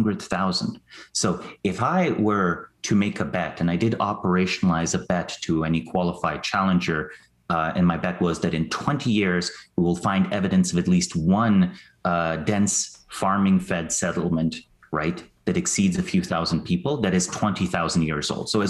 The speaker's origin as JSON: {"language": "English", "country": "Slovenia", "moved": "yes", "said": "I'm from Slovenia originally"}